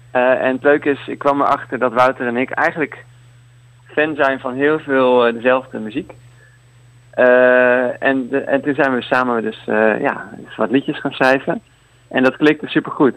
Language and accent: Dutch; Leiden, South Holland, Netherlands; now in Utrecht, Netherlands; Ik kom uit Leiden, maar ik woon nu in, in Utrecht